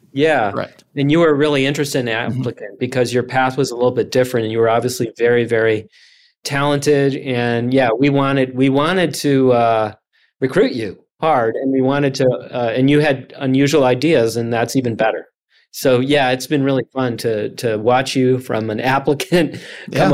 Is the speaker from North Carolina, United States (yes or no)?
no; Chicago, Illinois, United States; I grew up in the Chicago area.